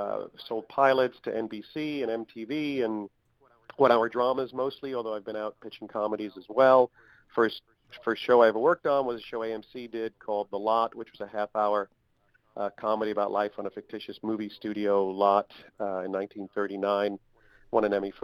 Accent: North Babylon, New York, United States; moved away as an adult; also born or lived in Brooklyn, New York; now in Hollywood, United States; Okay, well, I am from New York. I grew up not far from where you guys broadcast there, North Babylon on Long Island. I was born in Brooklyn.

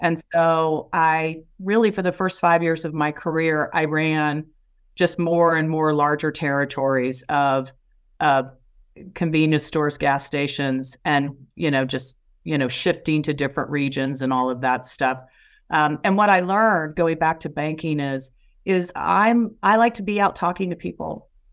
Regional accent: Indiana, United States; I'm from Indiana

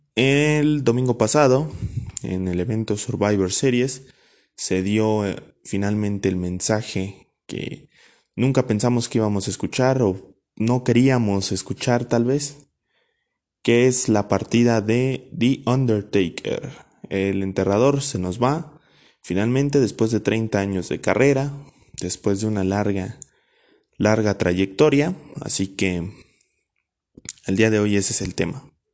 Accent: Mexico; como mexicano

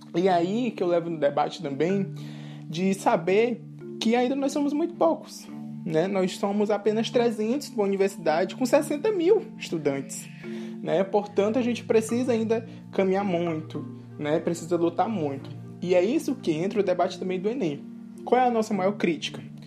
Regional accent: Grajaú, Maranhão, Brazil; now in Belém, Brazil; sou indígena, sou maranhense, aqui da cidade de Grajaú, Maranhão é, mas atualmente moro em Belém do Pará

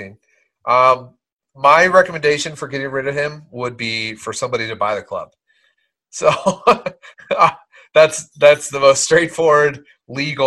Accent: New Castle County, Delaware, United States; also born or lived in Philadelphia; I was born in Delaware in a county called Newcastle County.

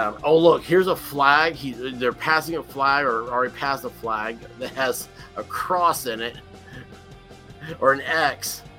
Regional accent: Memphis, Tennessee, United States; moved away; also born or lived in Jacksonville; I'm from Memphis, okay? Memphis is a very southern, classical town like that.

